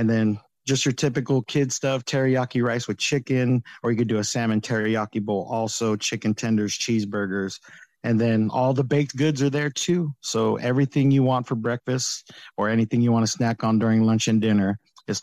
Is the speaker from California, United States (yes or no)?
yes; California, United States; I'm from California